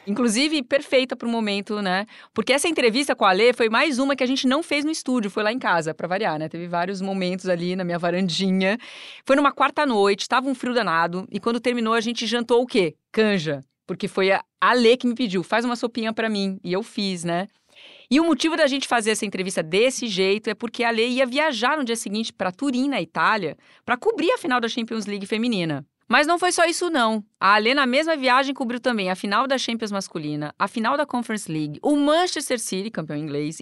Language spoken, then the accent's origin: Portuguese; Brazil; era brasileira